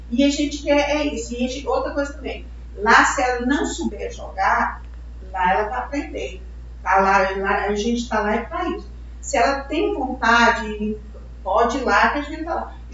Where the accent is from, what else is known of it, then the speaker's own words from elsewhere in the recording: Goiânia, Goiás, Brazil; a gente, nós somos daqui de Goiânia